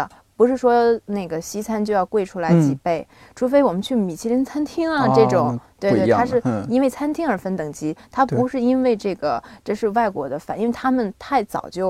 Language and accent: Chinese; Binzhou, Shandong, China; moved away as an adult; 因为我从小在北方长大